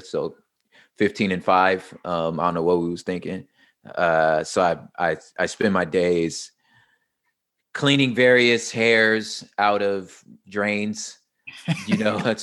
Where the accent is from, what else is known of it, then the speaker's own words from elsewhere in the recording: Los Angeles, California, United States; I am from South Central Los Angeles. I moved around a lot in the LA and surrounding areas.